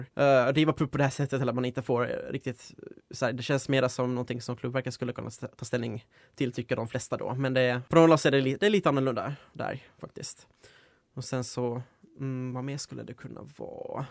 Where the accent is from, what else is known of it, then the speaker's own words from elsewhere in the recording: Finland; moved away as an adult; now in Uppsala, Sweden; jag Kommer ursprungligen från Finland då, så jag flyttade hit för fem år sedan nu